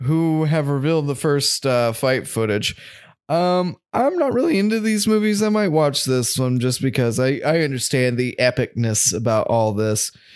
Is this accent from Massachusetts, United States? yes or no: no; North Carolina, United States; we're from North Carolina and NASCAR is, like, the major sport